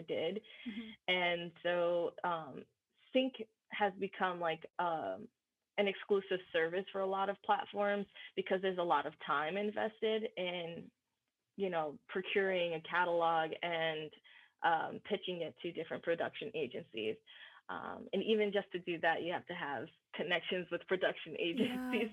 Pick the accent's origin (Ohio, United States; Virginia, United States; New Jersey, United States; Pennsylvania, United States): New Jersey, United States; moved away as an adult; also born or lived in New York; now in Los Angeles, United States; I'm from New Jersey